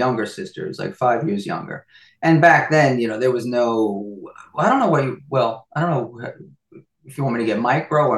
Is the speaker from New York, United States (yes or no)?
yes; Nyack, New York, United States; I was born in Nyack, New York.